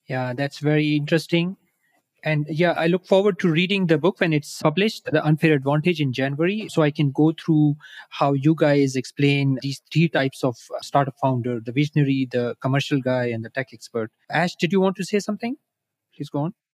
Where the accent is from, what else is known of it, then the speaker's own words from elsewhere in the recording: Pakistan; I'm from Pakistan. I'm based here